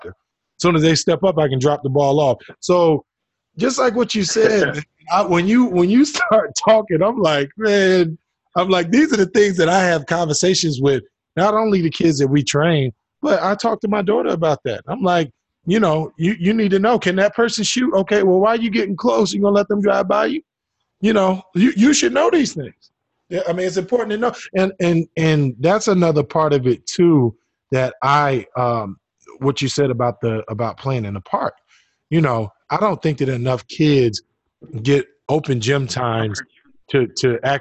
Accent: New Jersey, United States; I grew up in New Jersey

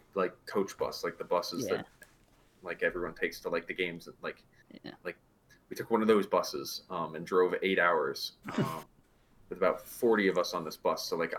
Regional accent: United States; I grew up 30 minutes outside of New York City

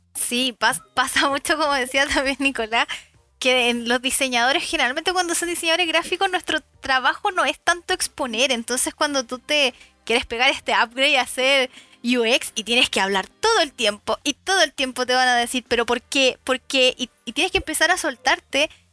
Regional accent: Chile; acá los chilenos somos, digo somos porque soy chilena

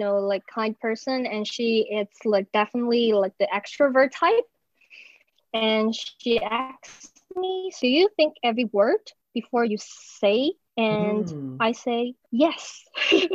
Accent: Taiwan; I'm from Taiwan

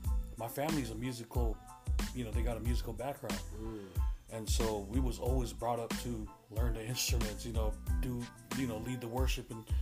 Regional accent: Hawaii, United States; My mom's dad was a pastor in Hawaii, and he pastored this church, Pearl Harbor, AOG, Assembly of God. And so that's where I grew up most of my life and where I learned the bulk of who God is, about Jesus

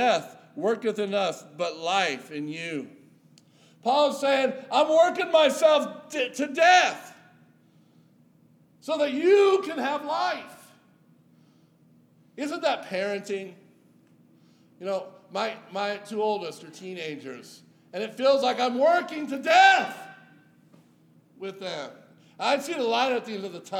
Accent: Yuba City, California, United States; my hometown of Yuba City, California

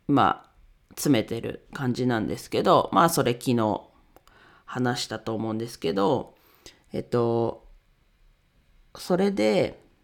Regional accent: Ninohe, Iwate, Japan; moved away as an adult; 地元岩手県二戸市を盛り上げるべく活動しています。

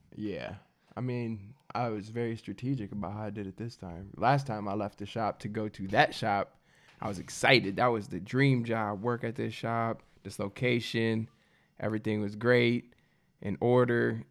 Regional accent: Midwest, United States; I'm from the Midwest, and I don't come from much

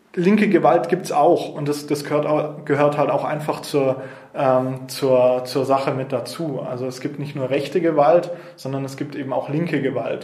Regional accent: Nuremberg, Bavaria, Germany; hier in Nürnberg geboren. Ähm, bin in Zabo-Gleisheimer Mögeldorf, also da, wo ich jetzt auch aktiv bin, ähm, bin ich aufgewachsen

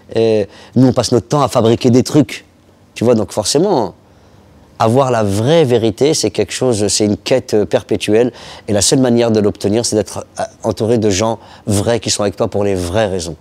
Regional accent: Paris, Île-de-France, France; je suis né à Barbès, dans une, euh, dans une cuisine presque

